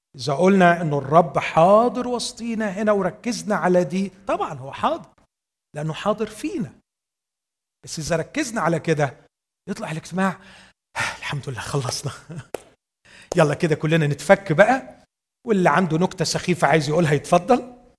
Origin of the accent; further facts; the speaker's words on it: Egypt; عندنا في مصر